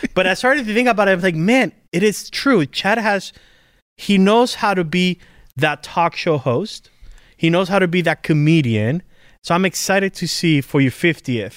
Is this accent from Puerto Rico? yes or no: yes; Puerto Rico; I come from Puerto Rico.